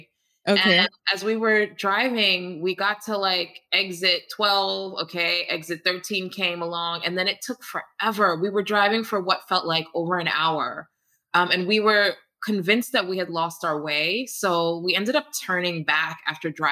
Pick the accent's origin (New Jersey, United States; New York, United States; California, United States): New York, United States; New York City; also born or lived in Ghana; I was also born in the US, grew up in Queens, New York, and live in Queens right now